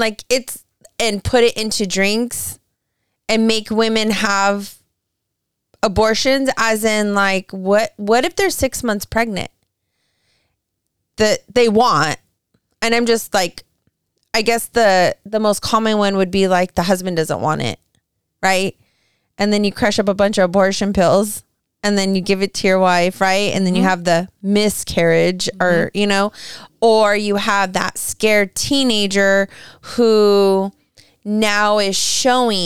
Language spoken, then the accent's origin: English; California, United States; I'm from California